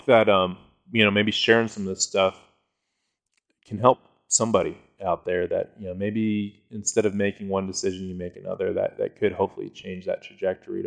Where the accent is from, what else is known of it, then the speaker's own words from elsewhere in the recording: Colorado, United States; I'm from Colorado